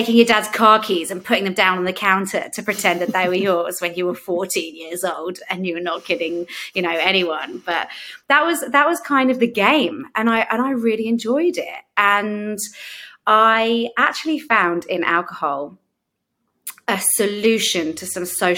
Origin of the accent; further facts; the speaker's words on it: London, United Kingdom; And I grew up in London, and I always say I grew up in London as if that makes a difference.